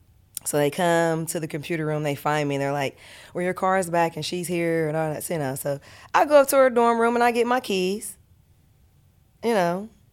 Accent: Columbus, Ohio, United States; We're from the same neighborhood, too. We're both from Columbus, Northside.

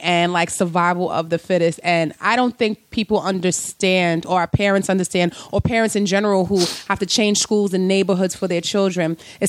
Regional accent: New York City, New York, United States; I'm from the Bronx.

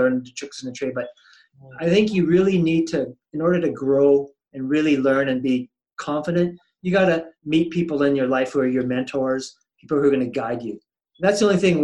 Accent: New Westminster, British Columbia, Canada; now in Calgary, Canada; I'm originally from BC. So I'm a New Westminster born and bred kid. I grew up

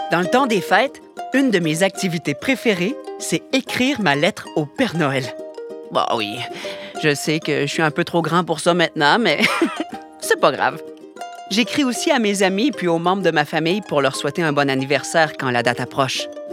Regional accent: Canada; Chez nous, au Canada

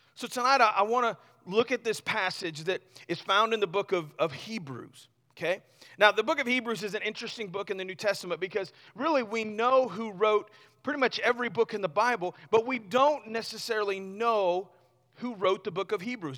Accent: Missouri, United States; I grew up in Missouri, right? So I'm kinda, you know, half redneck

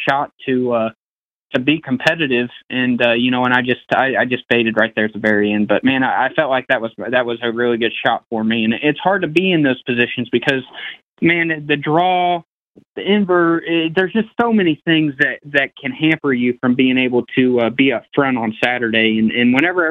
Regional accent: Brownstown, United States; growing up around Brownstown

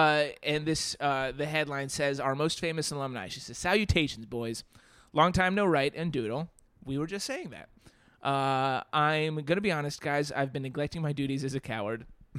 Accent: North Carolina, United States; Though I attended school in Alabama, I'm from Western North Carolina.

